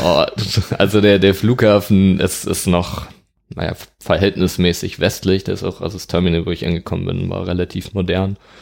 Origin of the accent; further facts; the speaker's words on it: Dortmund, North Rhine-Westphalia, Germany; moved away as an adult; also born or lived in Hamburg; now in Lüneburg, Germany; Ich komme ursprünglich aus Dortmund, mhm. ähm, bin da aufgewachsen, 18 Jahre da gelebt